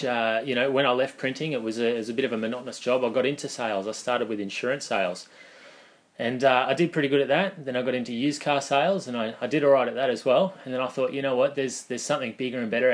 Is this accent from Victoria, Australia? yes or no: no; Goulburn, New South Wales, Australia; I'm local through and through. I was born and bred in Goulburn.